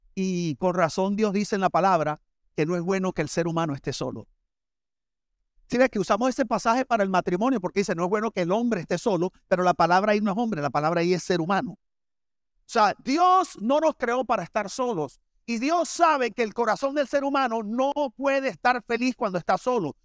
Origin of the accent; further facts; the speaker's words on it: Barranquilla, Atlántico, Colombia; moved away as an adult; now in Miami, United States; yo vengo de Barranquilla